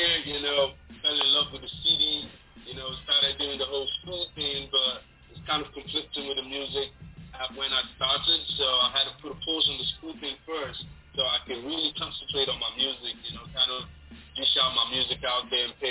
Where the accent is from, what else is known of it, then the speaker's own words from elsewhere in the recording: Lagos, Nigeria; moved away as an adult; also born or lived in Imo State, Nigeria; now in Istanbul, Turkey; I was born and brought up in Lagos, Nigeria